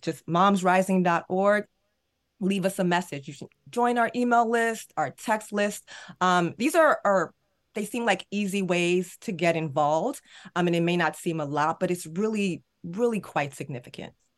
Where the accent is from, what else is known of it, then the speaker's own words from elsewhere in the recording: Maryland, United States; Maryland, my home state